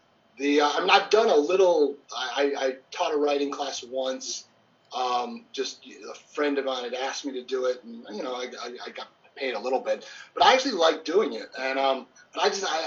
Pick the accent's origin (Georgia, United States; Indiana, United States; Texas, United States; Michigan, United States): Michigan, United States; outside Detroit; moved away as an adult; also born or lived in Atlanta; I grew up in outside Detroit